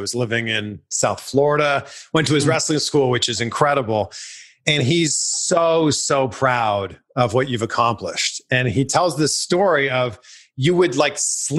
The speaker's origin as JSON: {"language": "English", "country": "Canada", "moved": "yes", "lives_now": "United States", "said": "I immigrated here from Canada."}